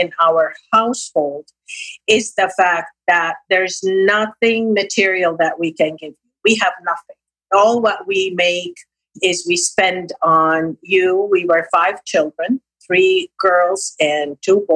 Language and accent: English; Lebanon; moved away; also born or lived in Nablus, Palestine; I was raised in Lebanon, educated through schools and university.